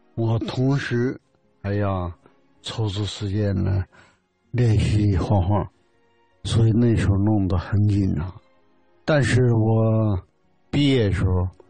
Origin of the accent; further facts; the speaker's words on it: Yabuli, Heilongjiang, China; 在老黑龙江上。后来念小学，在亚布力